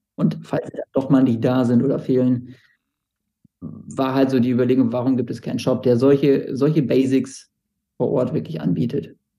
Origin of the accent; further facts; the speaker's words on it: Bremen, Germany; ich bin Bremer